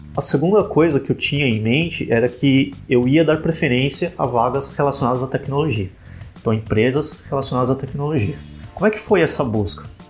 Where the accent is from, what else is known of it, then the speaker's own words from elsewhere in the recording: Ribeirão Pires, São Paulo, Brazil; Sou de Ribeirão Pires, moro aqui pertinho